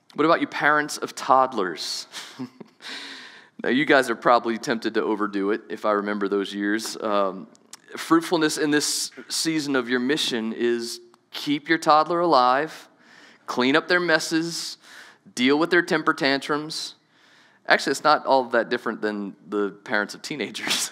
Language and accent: English; New Orleans, Louisiana, United States; moved away; I grew up in Southeast Louisiana. Maybe you didn't know that. I'm from New Orleans